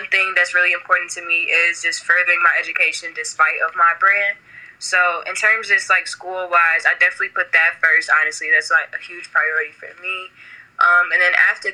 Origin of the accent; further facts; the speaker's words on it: Chicago, Illinois, United States; I've been born and raised in Chicago, Illinois